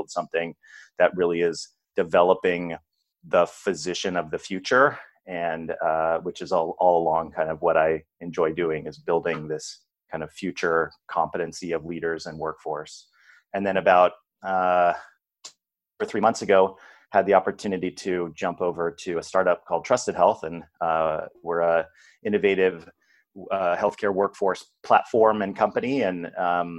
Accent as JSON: {"language": "English", "region": "California", "country": "United States", "also_born_or_lived": "Arizona / Ohio", "moved": "as an adult", "said": "I'm from California"}